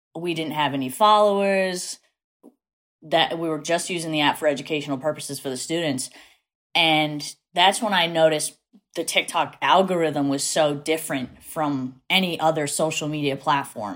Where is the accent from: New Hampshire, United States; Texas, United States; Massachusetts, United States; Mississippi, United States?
Massachusetts, United States; New Bedford; accent: Massachusetts; I am from South Coast, Massachusetts, which is like New Bedford area